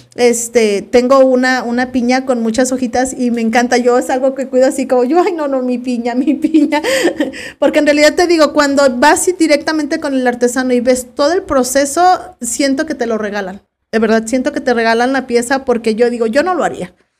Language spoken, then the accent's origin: Spanish; Zapotiltic, Jalisco, Mexico; mi pueblo Zapotiltic, de dónde voy a donde eres, yo de Zapotiltic